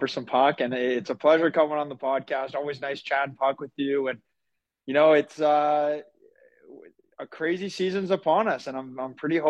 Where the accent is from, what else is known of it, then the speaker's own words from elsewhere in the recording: Winnipeg, Manitoba, Canada; that's my hometown.